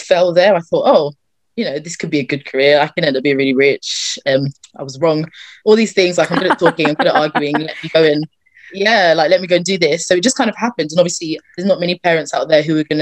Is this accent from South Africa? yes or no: no; Croydon, London, United Kingdom; I'm from Croydon. That's where I live, born and bred.